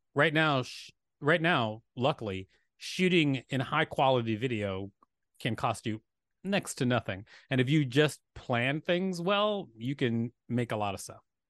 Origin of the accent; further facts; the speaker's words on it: Huntsville, Alabama, United States; moved away; also born or lived in Gary, Indiana / Minneapolis, Minnesota / New York; Raised in Huntsville. I was born in Gary, Indiana